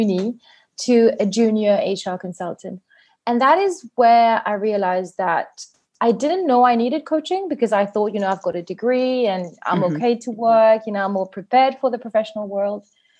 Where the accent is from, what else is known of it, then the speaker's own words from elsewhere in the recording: Mauritius; also born or lived in England; I am from Mauritius, a very hot summery island. I was born here. I've always been here.